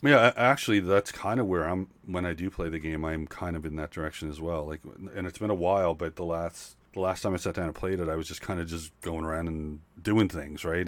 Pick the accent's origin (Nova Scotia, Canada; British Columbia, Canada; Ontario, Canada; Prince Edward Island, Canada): Nova Scotia, Canada; I'm from Nova Scotia